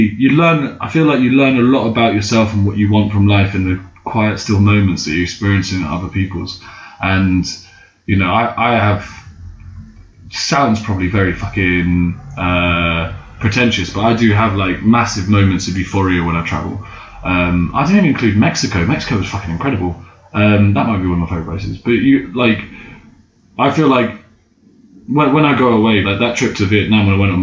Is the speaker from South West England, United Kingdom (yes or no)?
no; London, United Kingdom; being British and white, or even just only being from London